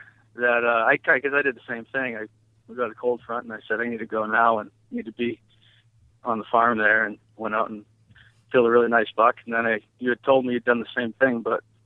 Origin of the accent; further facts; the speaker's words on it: New Hampshire, United States; I grew up hunting in New England. I'm from New Hampshire. I lived here all my life